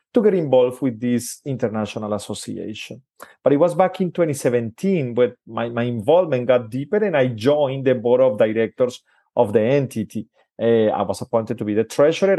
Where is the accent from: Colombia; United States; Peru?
Colombia; I'm originally from Colombia, in South America